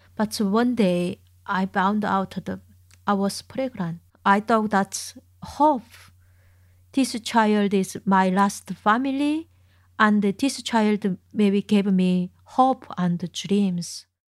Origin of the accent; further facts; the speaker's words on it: Chongjin, North Hamgyong, North Korea; English is a second language; moved away as an adult; now in Manchester, United Kingdom; my hometown is in Chungjin